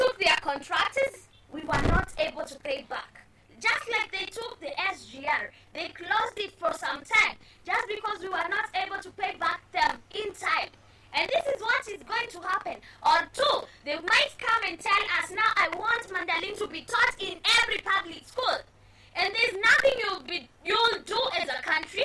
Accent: Kenya; our country, Kenya

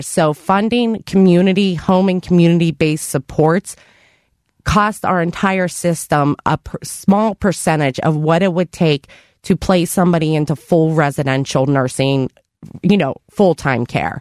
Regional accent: Avalon, Pennsylvania, United States; also born or lived in Cleveland area, Ohio; I was born and raised in Avalon

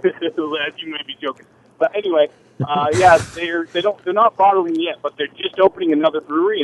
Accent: Maine, United States; I'm actually from Maine. I just happen to be truck driving through Massachusetts.

